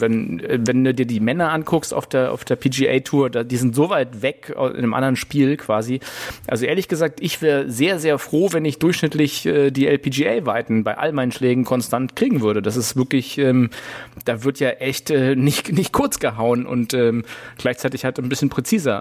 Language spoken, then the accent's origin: German; Berlin, Germany; wir als Berliner